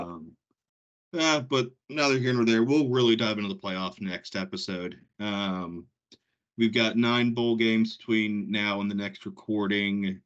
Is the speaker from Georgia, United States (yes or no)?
yes; Georgia, United States; I grew up in Georgia, live in Georgia